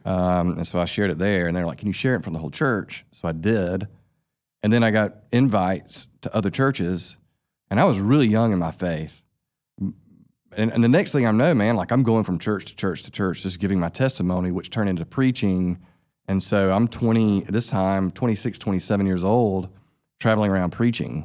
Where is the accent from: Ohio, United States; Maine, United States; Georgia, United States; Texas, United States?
Georgia, United States; Sylvester; now in Albany, United States; I grew up right down the road from here. We're in Tifton, Georgia. I grew up in Sylvester, Georgia